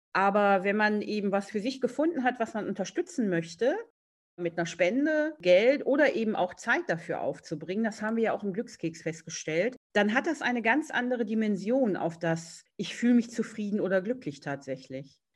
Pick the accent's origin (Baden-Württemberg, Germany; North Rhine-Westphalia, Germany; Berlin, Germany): North Rhine-Westphalia, Germany; Essen; Ich komme ja aus Essen